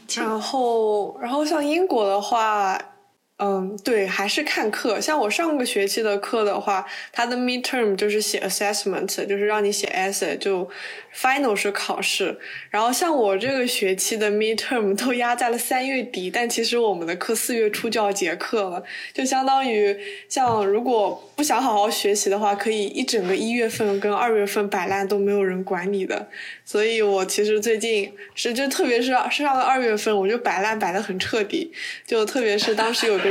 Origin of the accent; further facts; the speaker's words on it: China; moved away; 只有我一个中国人